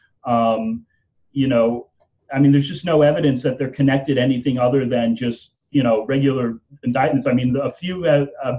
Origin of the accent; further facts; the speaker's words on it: United States; as an American citizen